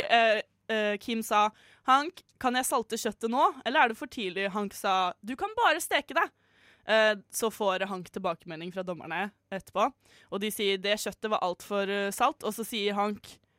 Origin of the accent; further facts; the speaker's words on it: Fredrikstad, Østfold, Norway; now in Oslo, Norway; Min favorittby, fordi det er min hjemby.